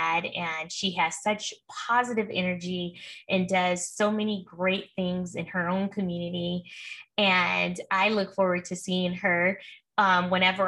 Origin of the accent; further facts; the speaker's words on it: Oakland, California, United States; also born or lived in Martinez, California; I'm a Bay Area girl, and I say that loosely, but I'm truly from East Oakland. But I went to high school in Martinez, California